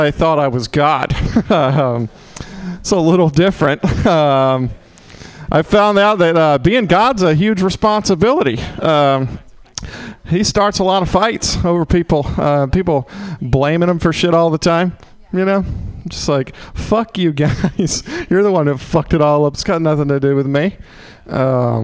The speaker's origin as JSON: {"language": "English", "region": "Mississippi", "country": "United States", "also_born_or_lived": "Oklahoma", "moved": "yes", "lives_now": "San Francisco, United States", "said": "I was born in Oklahoma, then I downgraded to Mississippi."}